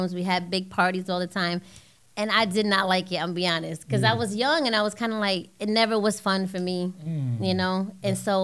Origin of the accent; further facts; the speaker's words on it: Hartford, Connecticut, United States; I'm from Hartford, Connecticut